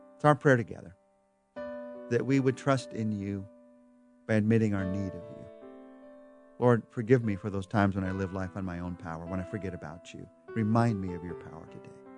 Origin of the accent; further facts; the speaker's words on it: United States; we're American